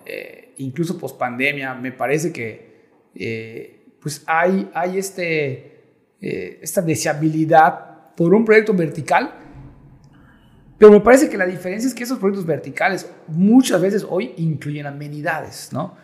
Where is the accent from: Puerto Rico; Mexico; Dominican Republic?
Mexico; Yucatán; yo como yucateco